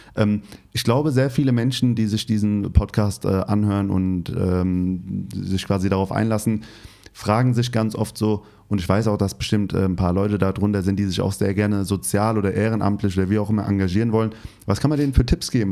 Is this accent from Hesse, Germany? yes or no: yes; Hesse, Germany; now in Berlin, Germany; Ich komme aus Hessen Hast vielleicht gemerkt mit meinem Dialekt so ein bisschen